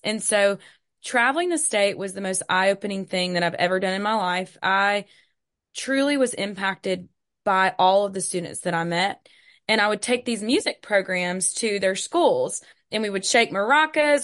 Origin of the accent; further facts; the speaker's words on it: Hattiesburg, Mississippi, United States; also born or lived in Starkville, Mississippi; I'm from Hattiesburg, Mississippi